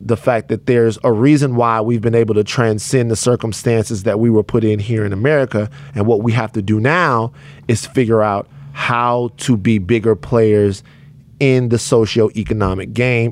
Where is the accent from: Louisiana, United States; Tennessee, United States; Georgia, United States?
Louisiana, United States; Baton Rouge; moved away; I'm from Baton Rouge, Louisiana